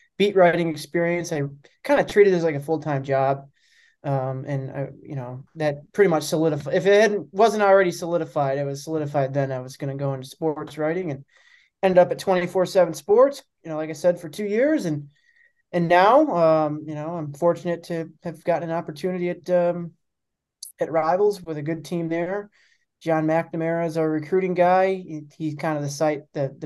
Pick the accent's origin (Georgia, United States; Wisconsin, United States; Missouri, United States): Wisconsin, United States; Milwaukee; also born or lived in Buffalo, New York; I grew up in Milwaukee, so I returned here after school